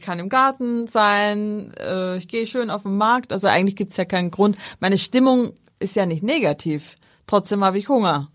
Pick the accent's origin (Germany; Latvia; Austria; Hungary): Austria; moved away; ich ja nicht mit Krabben groß geworden bin in Österreich